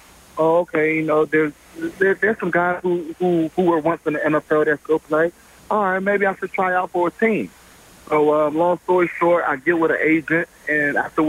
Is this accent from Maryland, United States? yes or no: yes; Maryland, United States; So I did a tryout with the BC Lions right in Maryland in my home state, probably about 35 minutes up the road